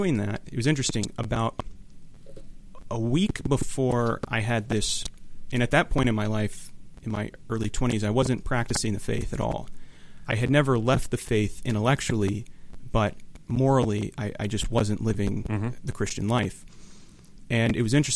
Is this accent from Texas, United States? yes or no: yes; Houston, Texas, United States; moved away as an adult; now in Orange County, United States; growing up in Houston